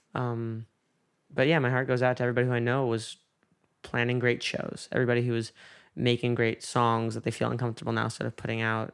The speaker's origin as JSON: {"language": "English", "region": "New York", "country": "United States", "tie": "born or raised there", "moved": "yes", "said": "there was a case in my hometown"}